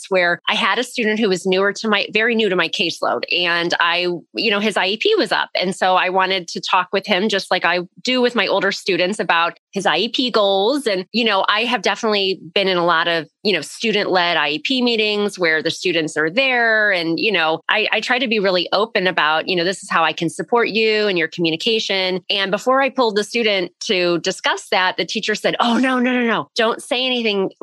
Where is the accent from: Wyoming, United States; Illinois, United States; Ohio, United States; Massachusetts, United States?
Ohio, United States; Northeast; I'm from Northeast Ohio.